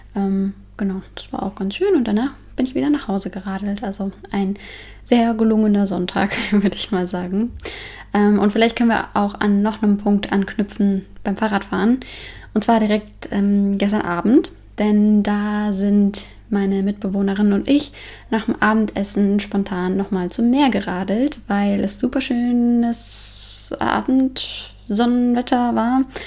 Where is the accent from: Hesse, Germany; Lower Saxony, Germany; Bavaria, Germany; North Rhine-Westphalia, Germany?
Hesse, Germany; Frankfurt; now in Denmark; Ich komme ja aus Frankfurt